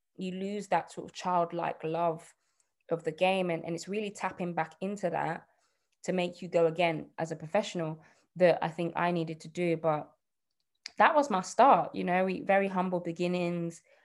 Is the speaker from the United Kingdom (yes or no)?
yes; Birmingham, West Midlands, United Kingdom; I'm from Birmingham. You might not be able to tell, um, but yeah, I'm, I grew up in Birmingham.